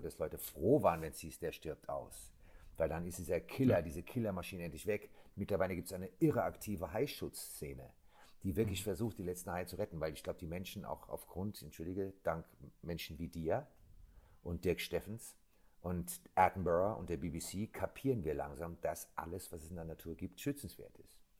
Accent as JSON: {"language": "German", "country": "Germany", "tie": "born or raised there", "said": "ich bin am Rhein groß geworden."}